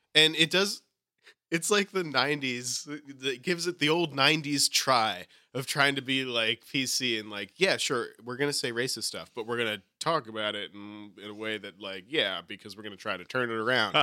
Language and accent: English; New England, United States; I'm from New England.